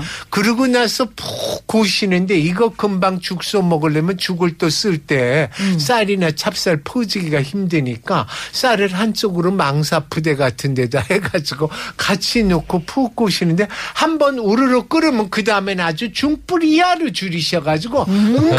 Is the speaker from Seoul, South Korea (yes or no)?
yes; Seoul, South Korea; 전 서울 사람이니까